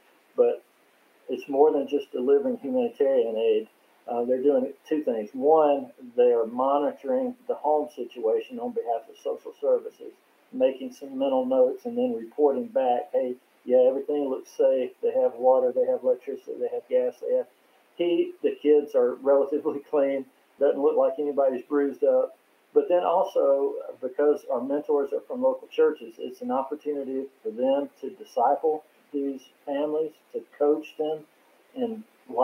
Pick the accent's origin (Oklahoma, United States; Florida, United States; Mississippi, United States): Mississippi, United States; it reminded me not so much of me growing up in Mississippi